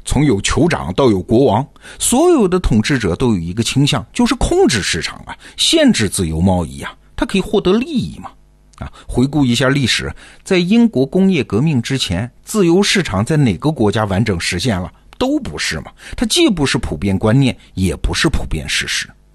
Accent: China; 我们中国人

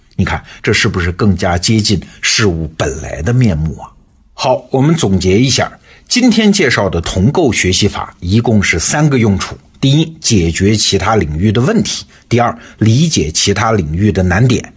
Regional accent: China; 我们中国人

